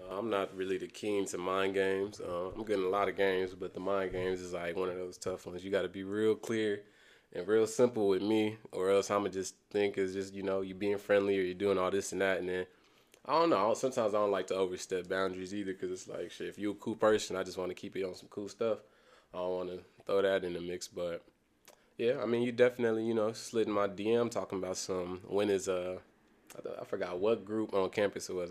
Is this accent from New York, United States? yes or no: no; Kansas City, Missouri, United States; also born or lived in Senegal; going to school in Kansas City, um, I ain't been to a lot of different schools. I probably went to, like, eleven different schools and just the inner city, the Kansas City growing up